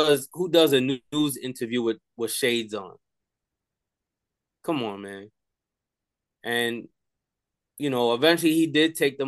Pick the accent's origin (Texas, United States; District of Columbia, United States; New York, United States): New York, United States; born or raised there; also born or lived in Staten Island